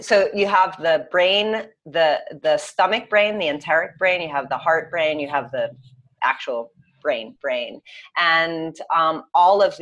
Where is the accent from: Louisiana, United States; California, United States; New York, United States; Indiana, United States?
New York, United States; I'm from New York